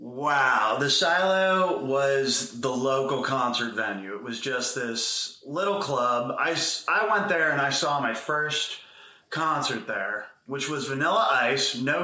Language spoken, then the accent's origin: English; Pennsylvania, United States; Boring as fuck.